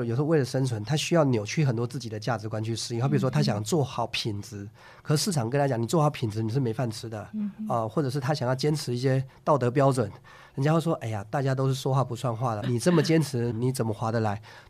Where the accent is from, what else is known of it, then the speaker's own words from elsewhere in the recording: Taiwan; 首先，第一个原因是我在台湾长大嘛。那我觉得，如果今天就讲的白话一点了，假如是今天。混得还可以，还不错的话，我想呢，应该是要回来台湾这块孕育我的地方，为这块地方做点什么。